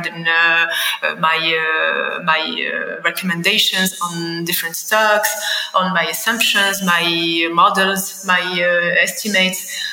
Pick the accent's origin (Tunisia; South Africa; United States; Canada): Tunisia; Tunis, Tunis Governorate; born and raised in Tunis. I've always lived in Tunis.